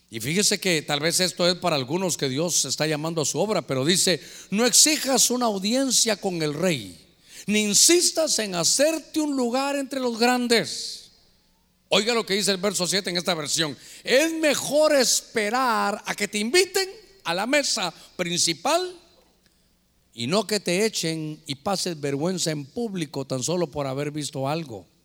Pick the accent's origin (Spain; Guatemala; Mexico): Guatemala; born there; yo realmente nací en Guatemala, pero yo ya iba a terminar mi carrera siendo catracho, hermano.